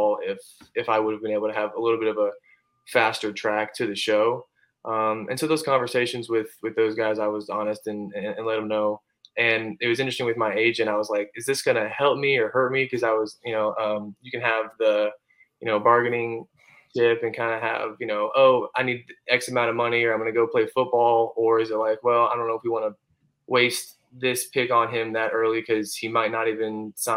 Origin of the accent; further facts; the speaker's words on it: Bradenton, Florida, United States; born and raised in Bradenton, Florida